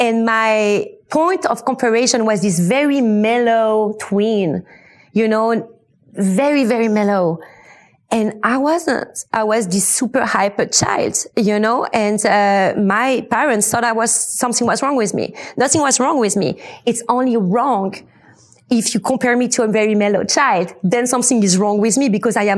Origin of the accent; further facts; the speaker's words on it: United States; born there; English is a second language; I was born in America. My dad was a super cool musician, compositor, making quite amazing soundtracks. And he's kind of the one that had the master idea of making us as my twin and I, born in America.